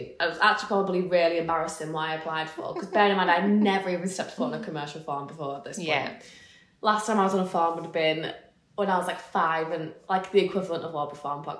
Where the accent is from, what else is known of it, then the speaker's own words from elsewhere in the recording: the Wirral, North West England, United Kingdom; moved away as an adult; also born or lived in Liverpool; now in Cumbria, United Kingdom; I was born and raised on the Wirral, as just very much like a towny upbringing